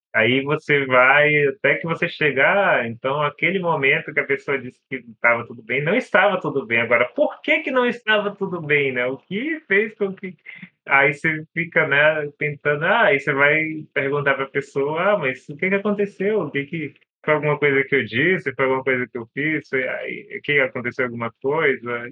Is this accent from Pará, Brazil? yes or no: yes; Pará, Brazil; tenho 31 anos, sou do Pará